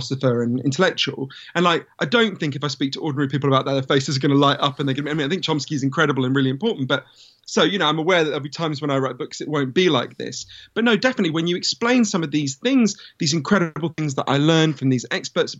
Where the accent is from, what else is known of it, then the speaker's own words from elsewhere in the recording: London, United Kingdom; I grew up in London.